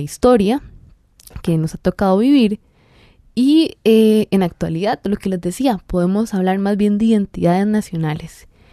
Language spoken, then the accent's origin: Spanish; Costa Rica